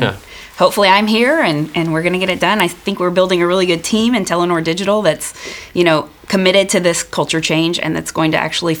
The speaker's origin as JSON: {"language": "English", "country": "United States", "moved": "as an adult", "lives_now": "Norway", "said": "I am American."}